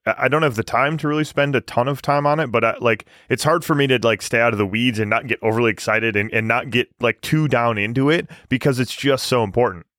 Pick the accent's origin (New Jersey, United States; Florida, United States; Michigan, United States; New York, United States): Michigan, United States; moved away; also born or lived in Canada; when I moved to Canada. You know, growing up in Michigan